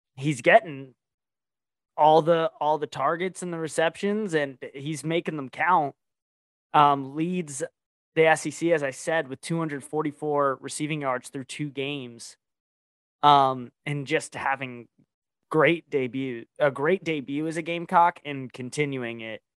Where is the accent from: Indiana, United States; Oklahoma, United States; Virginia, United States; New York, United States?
Virginia, United States; I'm from Virginia